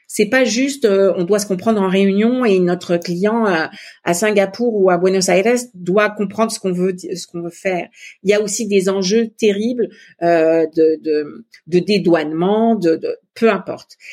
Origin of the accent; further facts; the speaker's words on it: Montpellier, Occitania, France; moved away as an adult; also born or lived in Netherlands / Italy / Paris; now in Quebec, Canada; Mon mari est de Nîmes et moi je suis plutôt de Montpellier.